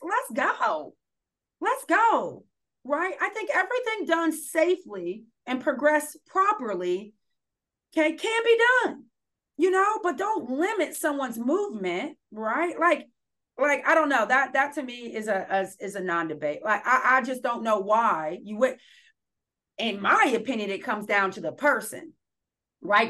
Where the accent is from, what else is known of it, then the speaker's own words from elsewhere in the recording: Columbus, Ohio, United States; moved away as an adult; also born or lived in Akron, Ohio; now in Portland, United States; I'm from Columbus, Ohio